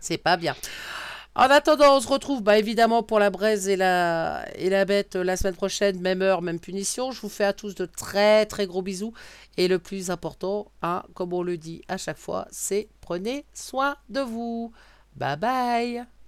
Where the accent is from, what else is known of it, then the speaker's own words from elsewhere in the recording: Brittany, France; je suis bretonne